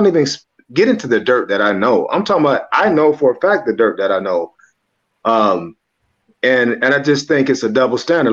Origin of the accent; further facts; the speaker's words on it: Los Angeles, California, United States; moved away; also born or lived in Arizona; I grew up in South Central